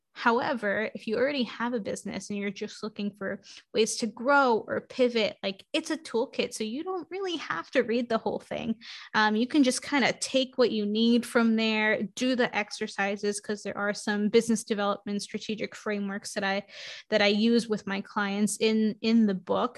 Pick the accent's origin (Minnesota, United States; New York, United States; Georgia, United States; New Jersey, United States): New York, United States; New York City; I grew up in New York City in Queens